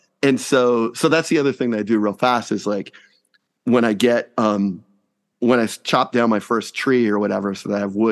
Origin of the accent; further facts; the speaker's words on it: Houston, Texas, United States; we both had spent some time growing up in Houston